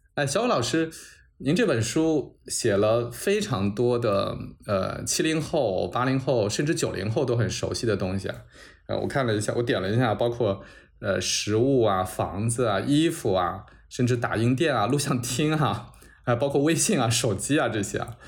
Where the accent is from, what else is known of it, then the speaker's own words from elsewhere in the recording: Changzhou, Jiangsu, China; 我是江苏人，我是常州人